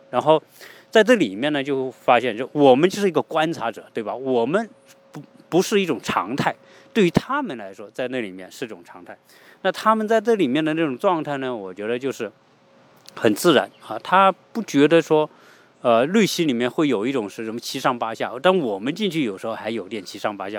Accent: China; now in United States; 毕竟我们也是中国人

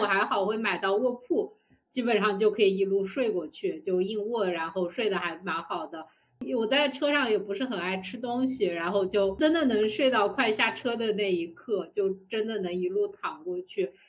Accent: China; 我们中国人

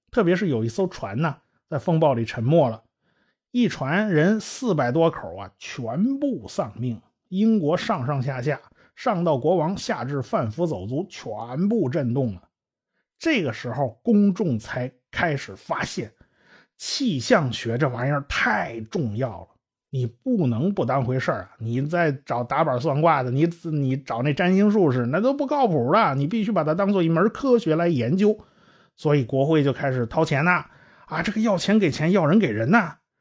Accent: China; 我们中国人

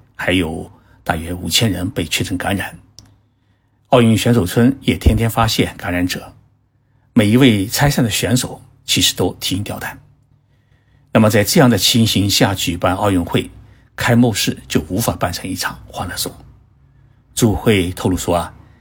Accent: China; 而我们中国人呢，并不这么想

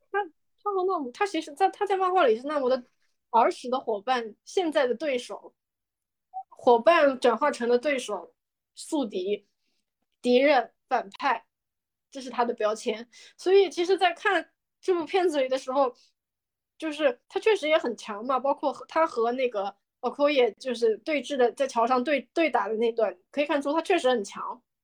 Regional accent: China; 我们中国人的延安或者井冈山

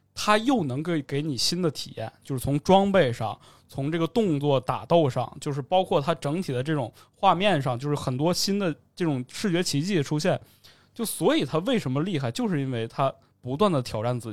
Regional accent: Northeast China, China; 我是我是东北人，

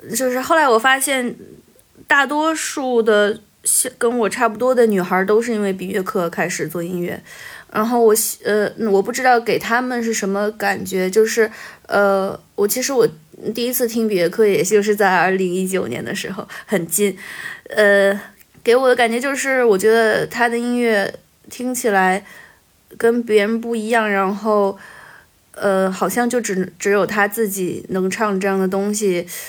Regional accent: Beijing, China; also born or lived in a mountain village (unspecified); now in Changsha, China; 我转学到北京了

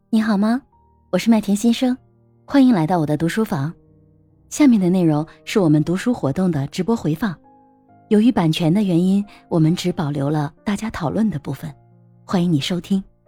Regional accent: China; 我们中国人可能只是客套

